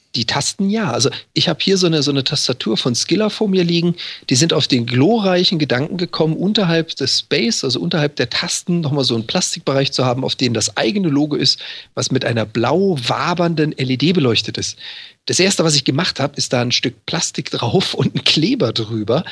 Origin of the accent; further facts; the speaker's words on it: Freiburg im Breisgau, Baden-Württemberg, Germany; moved away as an adult; now in Hamburg, Germany; Ich, ich komme ja gebürtig aus Freiburg im Breisgau